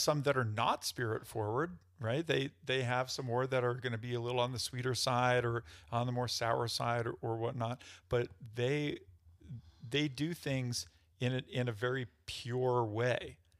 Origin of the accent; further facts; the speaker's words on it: New York, United States; now in Denver, United States; I'm from New York